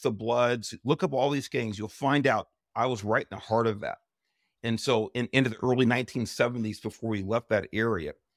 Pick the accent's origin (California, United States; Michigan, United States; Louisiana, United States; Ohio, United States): California, United States; Los Angeles; I grew up in Southeast Los Angeles